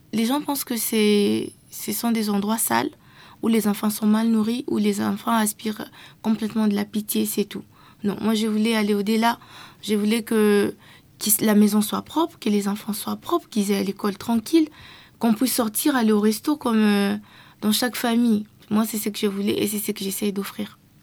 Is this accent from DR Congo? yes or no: yes; DR Congo; je viens de la RDC